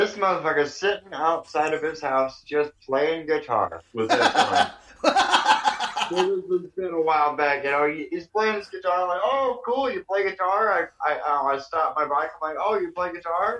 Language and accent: English; Medford, Oregon, United States; moved away; also born or lived in California; I was actually born in Medford, Oregon